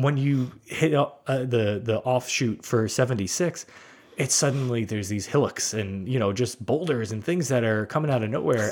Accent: New York City, New York, United States; I grew up in Brooklyn

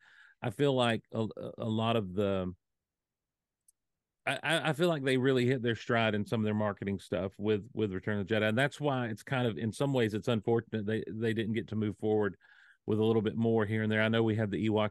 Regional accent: Hazlehurst, Georgia, United States; also born or lived in Athens, Georgia; when I was 10, we moved from Athens, Georgia, down to Hazelhurst, Georgia

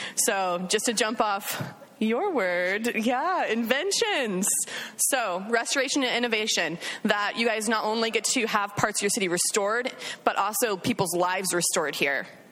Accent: Alaska, United States; moved away as an adult; now in Redding, United States; I am originally from Alaska.

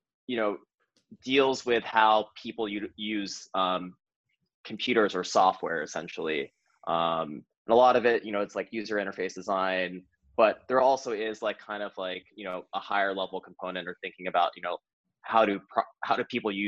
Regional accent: Missouri, United States; moved away as an adult; I'm from Missouri, I'm from a small town in Missouri

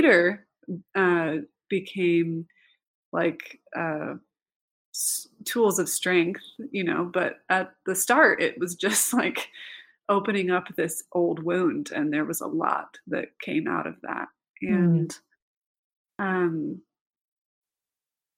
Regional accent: Idaho, United States; moved away; also born or lived in Provo, Utah; growing up in Idaho

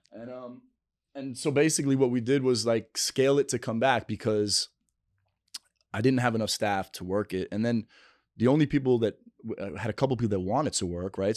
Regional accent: New York City, New York, United States; on eightieth and first, uh, Ave

